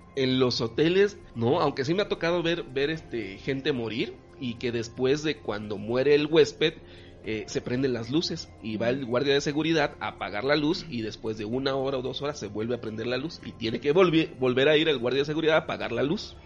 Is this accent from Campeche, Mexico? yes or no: yes; Campeche, Mexico; yo que soy de Campeche